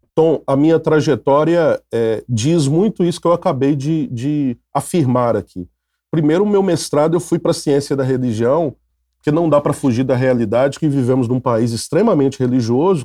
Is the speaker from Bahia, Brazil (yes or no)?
no; Minas Gerais, Brazil; moved away as an adult; now in Rio de Janeiro, Brazil; sou mineiro, é, mineiroca, né? Mineiro, mas que moro no Rio há 22 anos